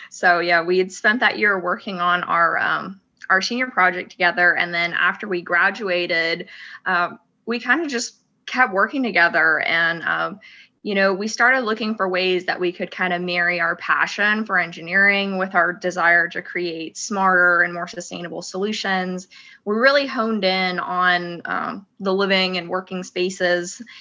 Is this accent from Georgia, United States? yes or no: no; Huntsville, Alabama, United States; also born or lived in Auburn, Alabama; I'm actually originally from Huntsville, Alabama.